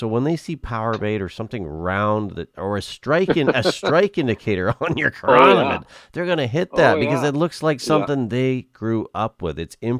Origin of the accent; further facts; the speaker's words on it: Okanagan, British Columbia, Canada; growing up in the Okanagan